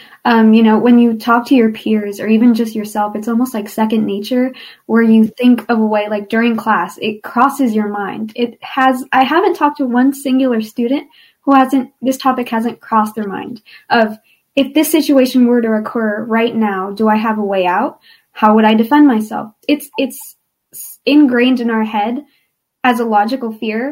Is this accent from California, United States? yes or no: yes; California, United States; I'm from California and a current senior in high school